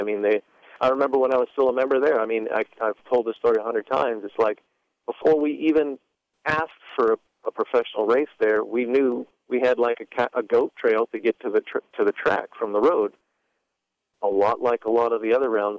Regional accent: Regina, Saskatchewan, Canada; I'd bring back the Regina race, but that's just because I'm from Regina.

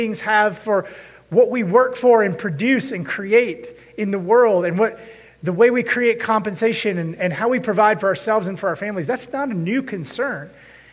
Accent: United States; I was born here in America and grew up here

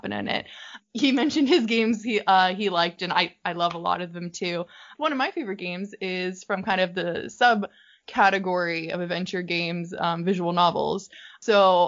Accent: United States; I'm from America, obviously, from my accent

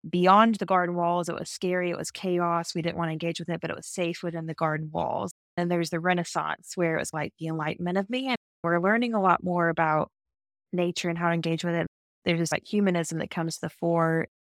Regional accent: the South, United States; And even just being like a Southerner, I love looking back at historic Southern landscapes.

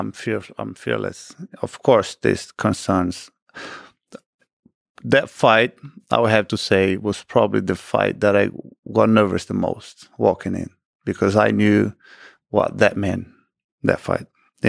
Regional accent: Rio de Janeiro, Brazil; That was in Rio. So my hometown.

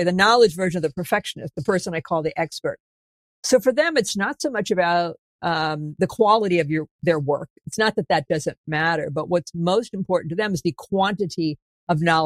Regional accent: New England, United States; I'm from New England.

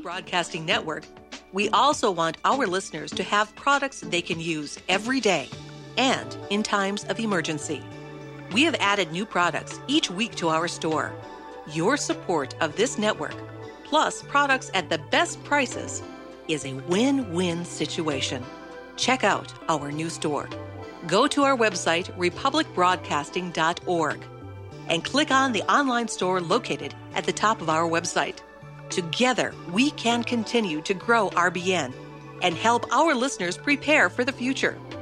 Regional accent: Geelong, Victoria, Australia; my hometown here at Geelong Hospital

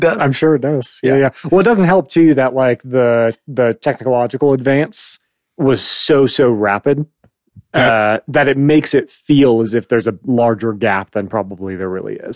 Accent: Phoenix, Arizona, United States; also born or lived in Chicago; Growing up in Phoenix

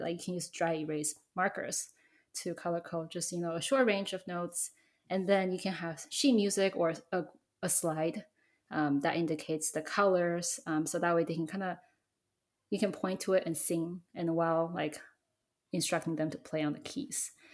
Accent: Taiwan; I grew up in Taiwan

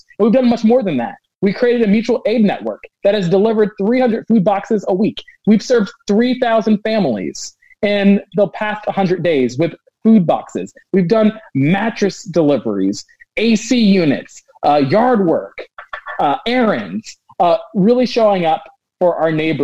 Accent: Northern Virginia, United States; moved away as an adult; also born or lived in Oregon; now in Portland, United States; originally I was raised in Northern Virginia.

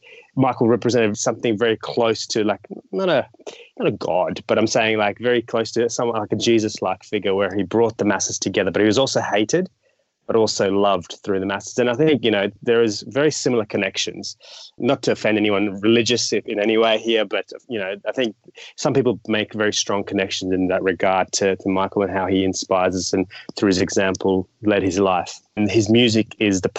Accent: Australia; I've grown overseas in Australia

